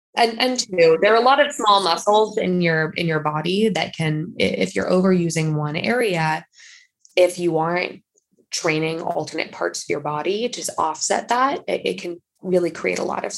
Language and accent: English; San Mateo, California, United States; From the SF Bay Area. I grew up on the peninsula in San Mateo, California. For those of you who don't know, it's kind of in between Stanford and San Francisco.